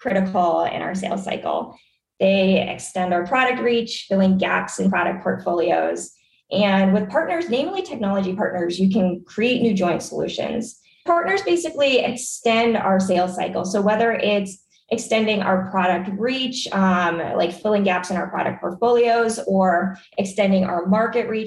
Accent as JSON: {"language": "English", "region": "New Hampshire", "country": "United States", "tie": "born or raised there", "also_born_or_lived": "Washington, D.C. / Bay Area, California", "moved": "yes", "said": "I'm originally from the East Coast. I grew up in New Hampshire"}